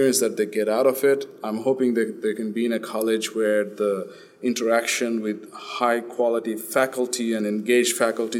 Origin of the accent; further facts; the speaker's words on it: Australia; moved away as an adult; also born or lived in India; now in United States; We grew up in Australia since we were about 10 years old